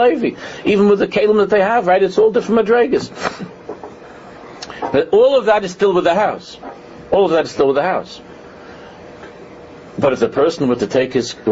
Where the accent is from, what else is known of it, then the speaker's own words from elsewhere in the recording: New York City, New York, United States; we grew up in Con Edison. In Queens, it was Con Edison